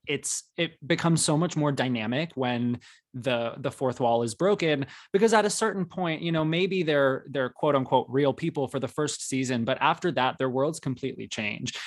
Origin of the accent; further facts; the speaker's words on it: Arizona, United States; growing up in Arizona